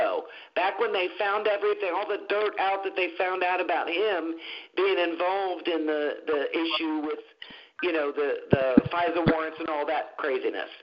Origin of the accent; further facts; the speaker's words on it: United States; we, as the American people